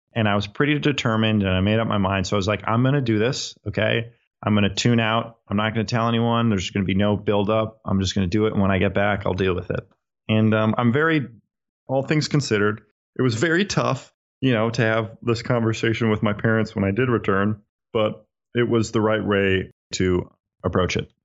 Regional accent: Minnesota, United States; I'm from Minnesota. I'm from the United States

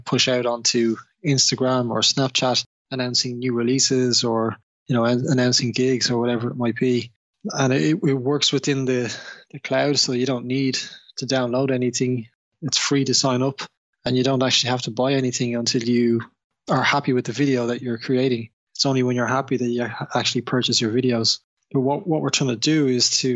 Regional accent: Dublin, Leinster, Ireland; now in London, United Kingdom; I was born and raised in Dublin

